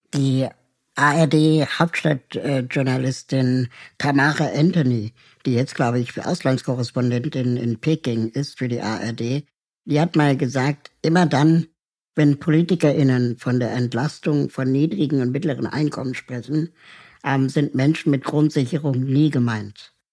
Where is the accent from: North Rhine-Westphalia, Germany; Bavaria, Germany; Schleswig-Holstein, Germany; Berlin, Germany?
Berlin, Germany; also born or lived in Peru; ich bin eigentlich auch eine Berliner Pflanze, ähm, bin zwar in Peru geboren, aber seit meinem ersten Lebensjahr in West-Berlin